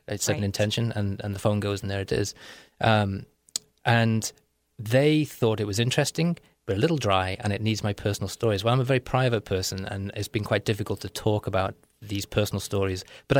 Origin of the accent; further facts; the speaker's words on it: North West England, United Kingdom; accent: Liverpool; and Britain is a class structure, and I was working class. My accent is a Liverpool accent, or it's a mixed accent now.